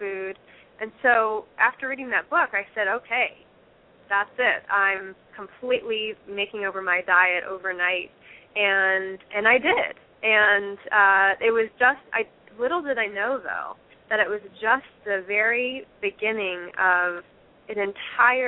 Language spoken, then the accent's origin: English; Fairfield, Iowa, United States; moved away as an adult; also born or lived in Los Angeles, California; I grew up here in Fairfield, and then in 2004, I moved to Los Angeles.